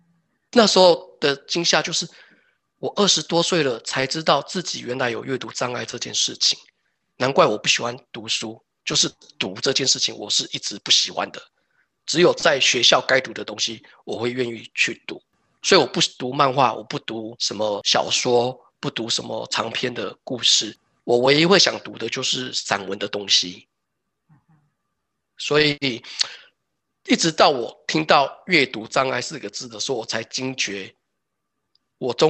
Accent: Taoyuan, Taiwan; moved away as an adult; now in Denmark; 光我们桃园、台北就感觉很大了

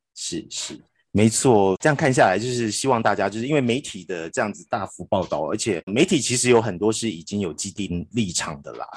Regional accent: Taiwan; 我们台湾人

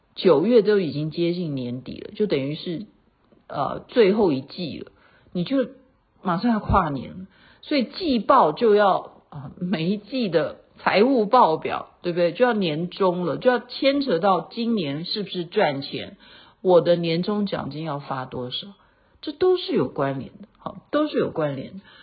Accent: Taiwan; moved away; 认识我是台湾的，好，台胞，好，大家会知道说我是从台湾来的

